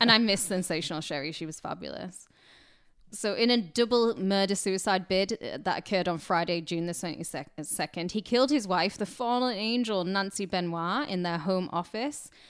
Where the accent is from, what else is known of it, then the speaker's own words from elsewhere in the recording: United Kingdom; I'm British